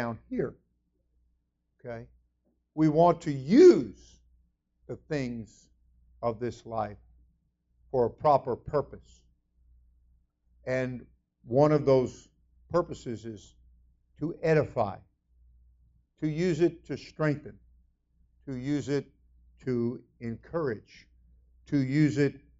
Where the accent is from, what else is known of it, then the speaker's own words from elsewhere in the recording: South Florida, United States; I'm from South Florida